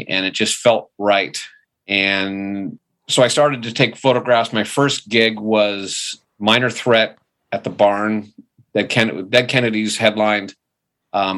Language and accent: English; Manhattan Beach, California, United States; I was born and raised in Manhattan Beach, so born in 1965